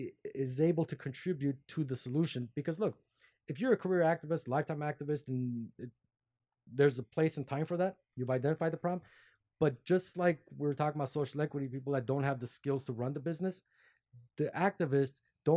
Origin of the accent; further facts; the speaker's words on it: Glendale, California, United States; LA. Glendale